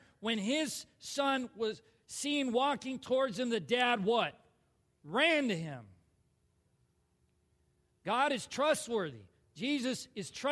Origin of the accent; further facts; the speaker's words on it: Minnesota, United States; I'm a Minnesotan